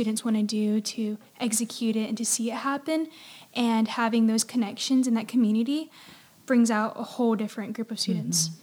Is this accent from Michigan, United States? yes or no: no; Hagerty, North Carolina, United States; I'm from Hagerty, North Carolina, which isn't too far.